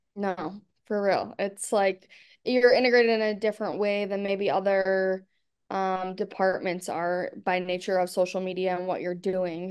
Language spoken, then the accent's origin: English; Buffalo, New York, United States; also born or lived in Arkansas; now working for my hometown team, it's, like, pretty crazy and cool, um, to be in the position with my hometown team, especially in a place like Buffalo